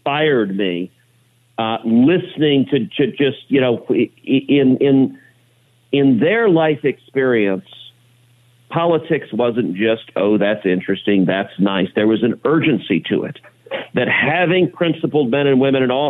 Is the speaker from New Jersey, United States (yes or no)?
no; Houston, Texas, United States; grew up in Houston